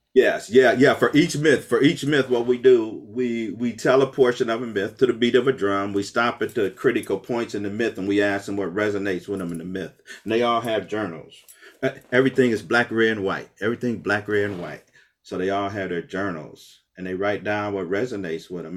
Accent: Akron, Ohio, United States; I grew up West Akron on Store Avenue between Lawton and Slauson, all black neighborhood

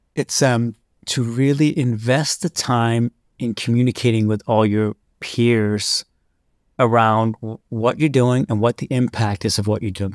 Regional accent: Copenhagen, Capital Region of Denmark, Denmark; growing up in Copenhagen

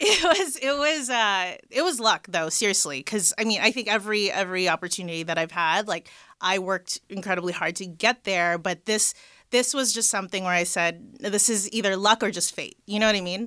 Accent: Los Angeles, California, United States; So I am born and raised in L A, the Valley.

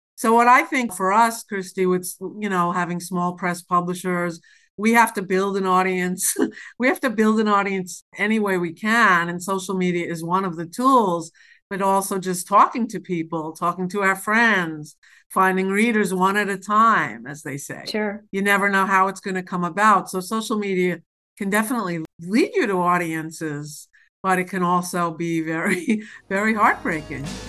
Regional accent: New York City, New York, United States; I'm from New York City

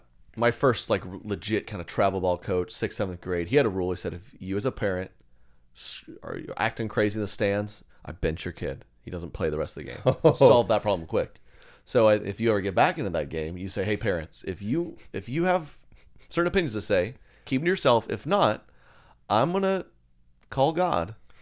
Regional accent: Oklahoma, United States; there's one of those right around where I grew up outside of Oklahoma City.

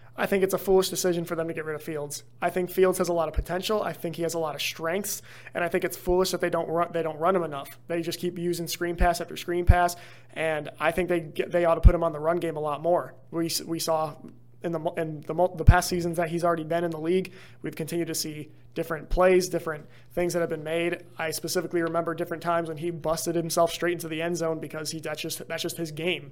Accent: Chicago, Illinois, United States; I'm actually from the Chicagoland area.

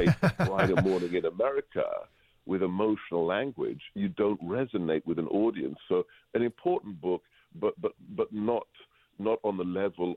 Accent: England, United Kingdom; moved away; I grew up in England, and where everybody just talks about the weather

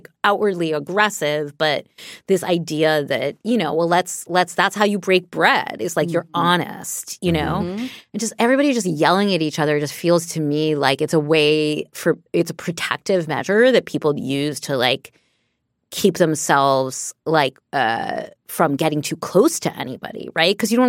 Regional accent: New York City, New York, United States; Cause like I grew up in New York City, as we all know. I grew up in New York City.

